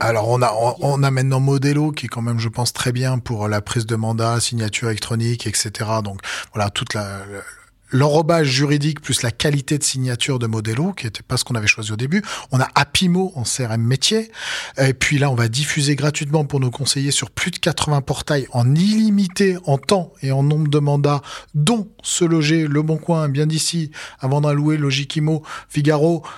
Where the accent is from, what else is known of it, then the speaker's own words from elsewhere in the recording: Savoie, Auvergne-Rhône-Alpes, France; je suis au Savoyard à la base. Donc, euh, donc voilà, euh, homme du terroir et des montagnes.